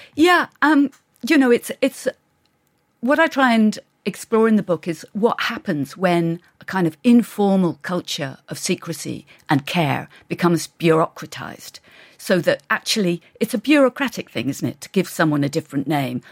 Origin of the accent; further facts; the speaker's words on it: England, United Kingdom; I grew up in England